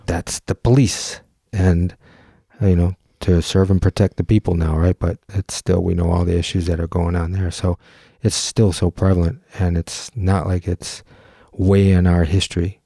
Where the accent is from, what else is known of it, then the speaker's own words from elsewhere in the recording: Detroit, Michigan, United States; I grew up in the Detroit area